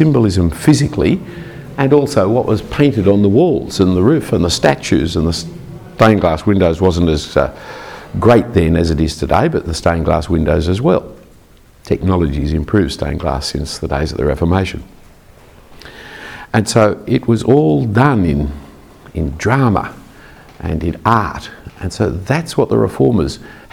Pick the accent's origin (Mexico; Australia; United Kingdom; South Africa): Australia; I'm an Australian Anglican